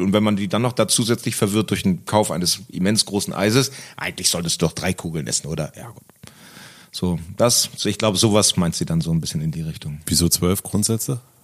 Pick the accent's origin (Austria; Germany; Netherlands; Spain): Germany; West Germany; now in Berlin, Germany; zurück nach Westdeutschland und irgendwie wieder zurück, wo ich herkomme